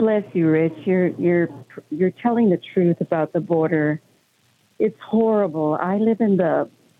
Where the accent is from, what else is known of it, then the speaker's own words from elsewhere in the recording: Las Cruces, New Mexico, United States; I live in the 30 minutes away from El Paso, Texas, and born and raised in Las Cruces, New Mexico, Hispanic.